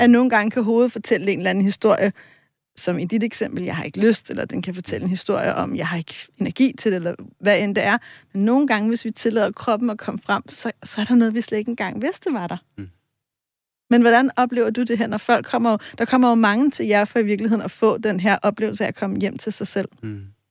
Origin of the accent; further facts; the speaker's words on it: Copenhagen, Capital Region of Denmark, Denmark; Nu er jeg selv fra Vesterbro